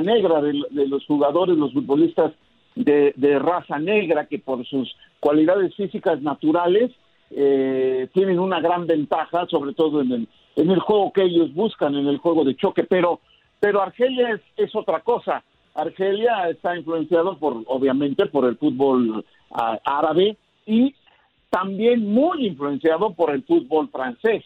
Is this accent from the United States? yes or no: no; Mexico; como mexicano